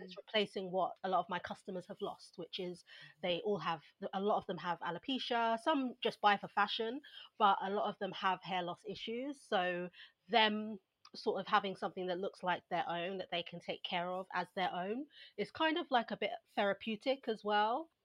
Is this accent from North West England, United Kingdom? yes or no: no; London, United Kingdom; I was brought up in Southeast London